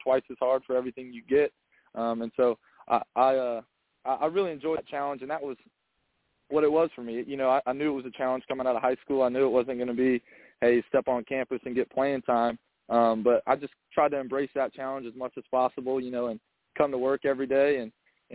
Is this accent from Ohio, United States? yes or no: no; Mount Pleasant, South Carolina, United States; born and raised in Mount Pleasant